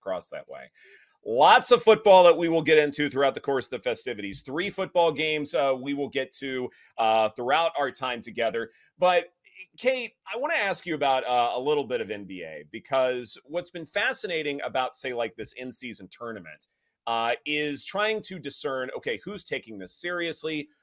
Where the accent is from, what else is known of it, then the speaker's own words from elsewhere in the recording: the South, United States; I'm from the South